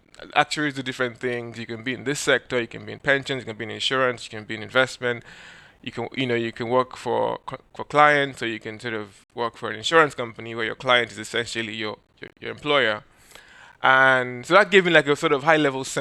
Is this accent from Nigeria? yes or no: yes; Nigeria; moved away; being a Nigerian, many Nigerian kids, because I guess in Nigeria we have a big oil and gas industry